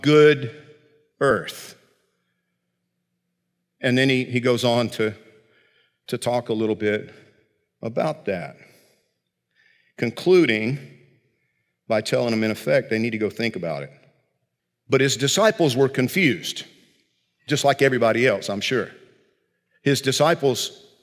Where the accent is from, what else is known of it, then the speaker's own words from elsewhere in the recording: South Georgia, United States; I grew up in South Georgia